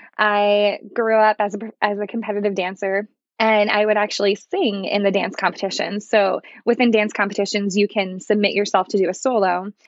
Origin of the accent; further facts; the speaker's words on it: New Jersey, United States; I grew up in New Jersey